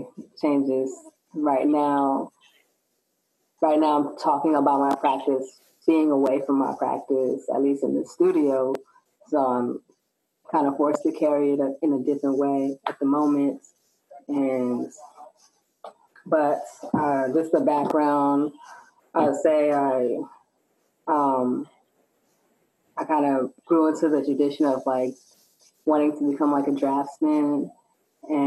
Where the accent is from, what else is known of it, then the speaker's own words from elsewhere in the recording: San Francisco, California, United States; I was born and raised in San Francisco